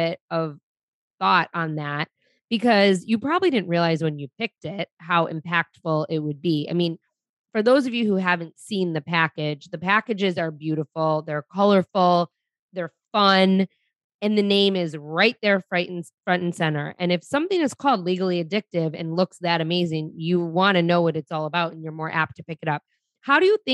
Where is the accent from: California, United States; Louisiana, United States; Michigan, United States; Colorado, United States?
Michigan, United States; Detroit; I grew up in Detroit.